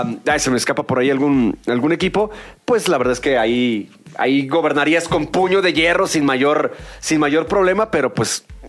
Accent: Mexico; para nosotros como mexicanos

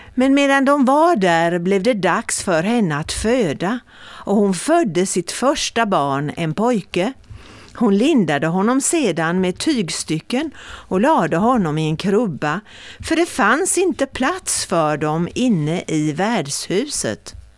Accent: Mörlunda, Kalmar County, Sweden; vid Bokhara, vid Mörlunda, det är mina hemtrakter egentligen

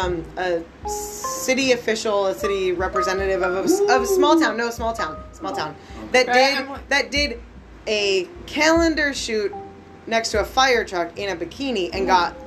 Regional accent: Pendleton, Oregon, United States; moved away; my hometown, Pendleton.

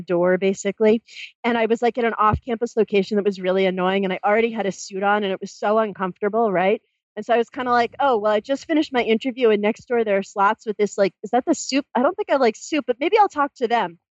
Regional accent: Massachusetts, United States; moved away as an adult; I grew up in Massachusetts

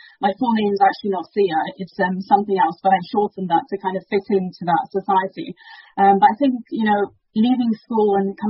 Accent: United Kingdom; first language Dari; English is a second language; My parents are from Afghanistan, and they moved to the UK about 30 years ago. So I'm a first generation child. So my ethnic background is Afghan, but I was born here, so I'm British Afghan

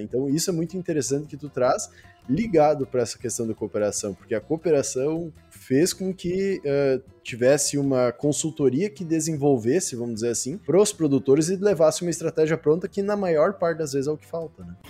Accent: South Region, Brazil; nós que viemos lá do Sul

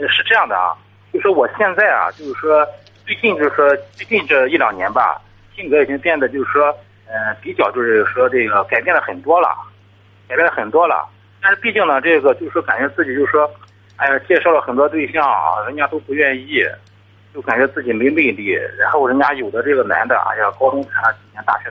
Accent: Tai'an, Shandong, China; 我是泰安的

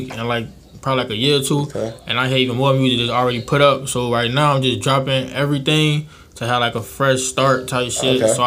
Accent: Chicago, Illinois, United States; now in Florida, United States; I'm from Chicago

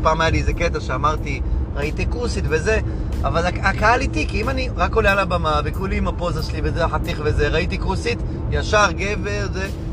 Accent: Hadera, Haifa District, Israel; אני מחדרה

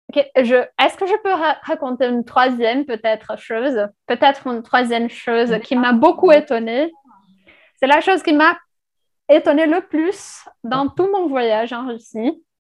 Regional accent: Brazil; first language Portuguese; French is a second language; moved away; je viens du Brésil.

